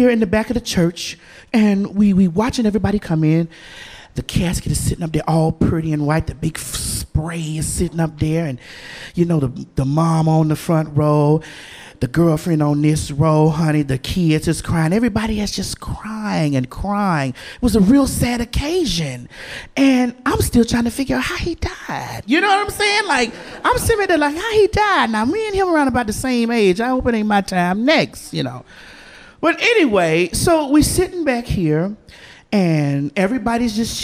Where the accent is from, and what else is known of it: the South, United States